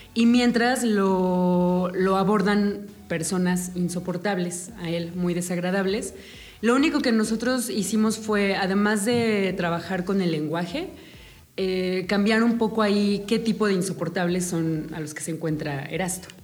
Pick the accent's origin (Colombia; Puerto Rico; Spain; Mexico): Mexico; como mexicanos